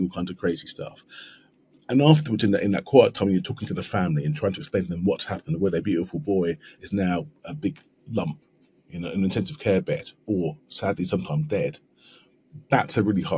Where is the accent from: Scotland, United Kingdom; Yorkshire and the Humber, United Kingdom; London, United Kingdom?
London, United Kingdom; I'm from South East London. You can probably tell by the accent